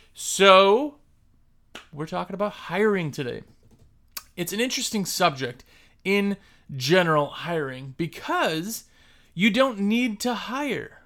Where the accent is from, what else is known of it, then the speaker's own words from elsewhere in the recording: Wisconsin, United States; moved away; I'm originally from Wisconsin